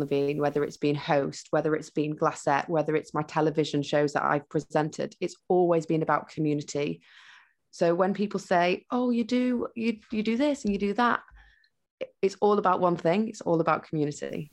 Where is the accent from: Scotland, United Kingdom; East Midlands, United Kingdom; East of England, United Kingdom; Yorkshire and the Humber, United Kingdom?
Yorkshire and the Humber, United Kingdom; Huddersfield; now in London, United Kingdom; I grew up in Huddersfield with my mum, my stepdad, and my step siblings and my sister.